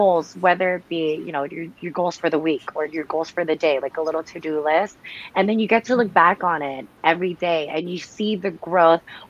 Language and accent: English; the Bay Area, California, United States; I'm still from the Bay.